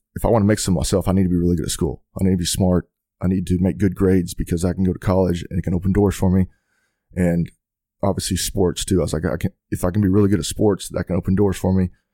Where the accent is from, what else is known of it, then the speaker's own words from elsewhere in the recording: Haslet, Texas, United States; I grew up in Hazel, Texas, um, outside of Fort Worth.